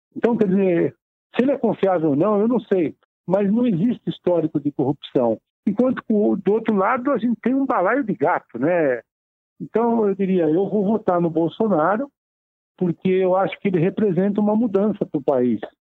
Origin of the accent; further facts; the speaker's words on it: Taubaté, São Paulo, Brazil; now in São Paulo, Brazil; já nasci no interior, sou de Taubaté, do Vale do Paraíba. É, estou em São Paulo desde os meus 12 anos de idade